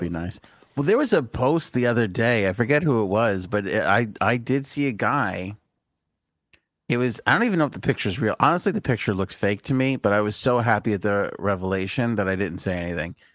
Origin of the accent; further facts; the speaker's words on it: New York City, New York, United States; moved away; We grew up in Queens